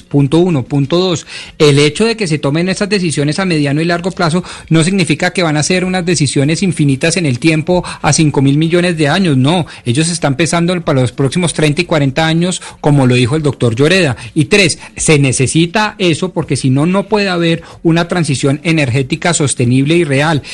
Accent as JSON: {"language": "Spanish", "country": "Colombia", "said": "nosotros como colombianos"}